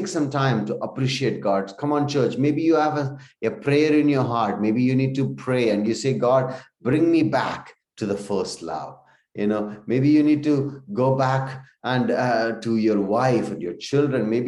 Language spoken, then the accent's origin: English; India; we come from India